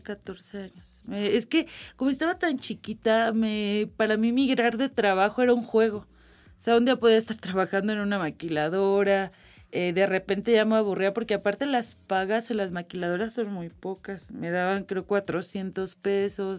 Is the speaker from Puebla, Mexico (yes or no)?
no; Irapuato, Guanajuato, Mexico; Yo soy de Irapuato, Guanajuato, mi familia es de una comunidad muy pequeña que se llama El Refugio de Munguía, una localidad de, en ese tiempo cuando yo era niña, de menos de 100 habitantes